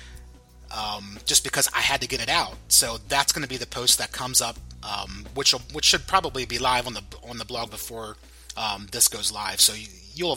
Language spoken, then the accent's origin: English; Pennsylvania, United States; I'm from Pennsylvania, so we say guys all the time